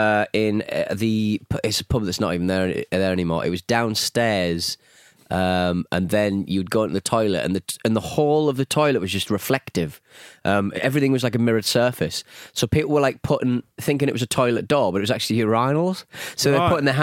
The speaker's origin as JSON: {"language": "English", "town": "Cleveland", "region": "Ohio", "country": "United States", "tie": "born or raised there", "said": "I grew up in Cleveland, Ohio."}